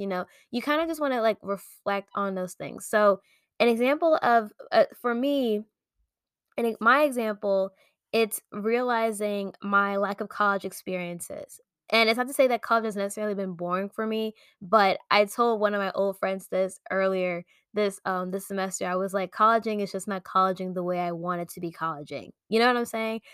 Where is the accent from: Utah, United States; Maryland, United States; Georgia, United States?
Maryland, United States; moved away as an adult; also born or lived in Pennsylvania; I am originally from Maryland